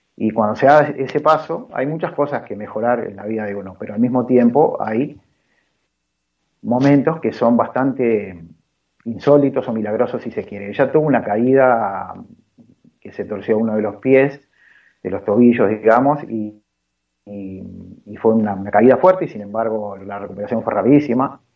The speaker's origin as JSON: {"language": "Spanish", "country": "Uruguay", "tie": "born or raised there", "said": "yo soy uruguayo, nací acá en Uruguay"}